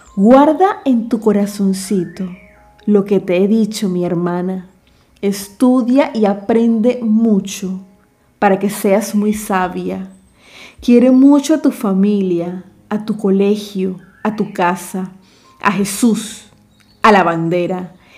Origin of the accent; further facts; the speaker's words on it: David, Chiriquí, Panama; en mi país se celebra en noviembre